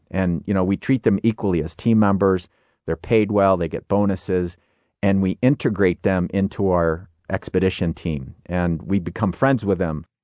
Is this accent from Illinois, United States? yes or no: yes; Illinois, United States; I grew up in Illinois